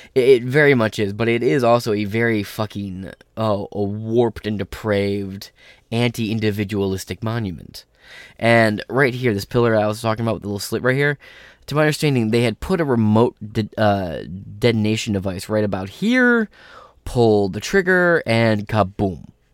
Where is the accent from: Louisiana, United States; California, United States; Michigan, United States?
Michigan, United States; my fucking state